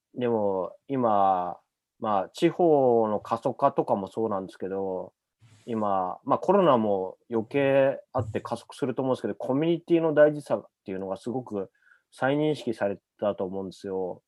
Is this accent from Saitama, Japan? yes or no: yes; Kawaguchi, Saitama, Japan; moved away as an adult; also born or lived in Tokyo; 僕埼玉の川口出身なんですけど